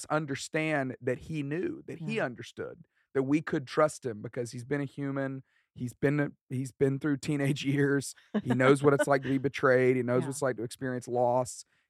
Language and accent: English; Alabama, United States; accent: West Alabama; I dropped mine, because I grew up in West Alabama, thick accent.